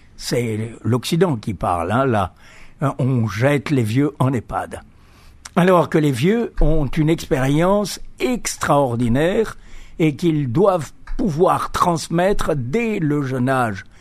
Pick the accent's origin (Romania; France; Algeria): Algeria; Algiers; moved away; also born or lived in Greece; j'ai grandi en Algérie. Hein. Je suis né en, à Alger